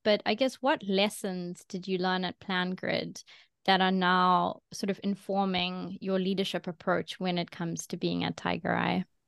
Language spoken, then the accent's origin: English; South Africa; now in London, United Kingdom; I'm from South Africa, I'm now in London